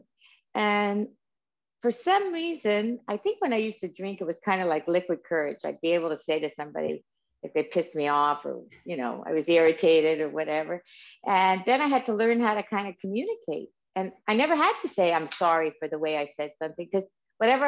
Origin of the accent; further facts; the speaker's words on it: Canada; I'm Canadian.